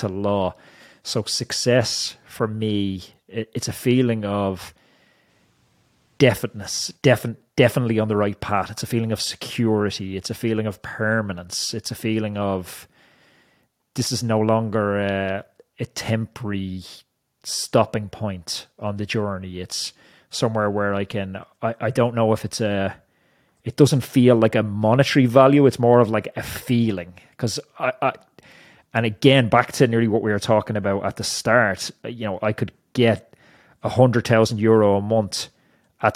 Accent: Ireland; as an Irish person

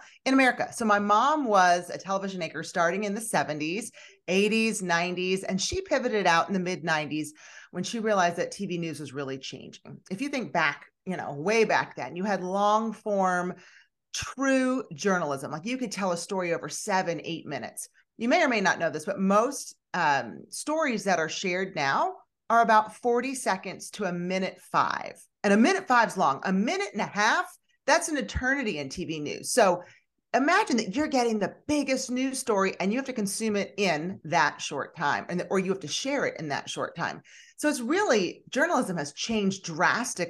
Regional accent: Philadelphia, Pennsylvania, United States; moved away as an adult; now in Houston, United States; I'm originally from the Northeast, from the Philadelphia area. So I was a Northeastern Philly girl turned Southern darling

